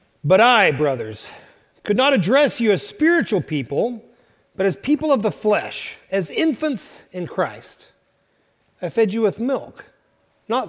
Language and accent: English; Oklahoma, United States; moved away; I'm from Oklahoma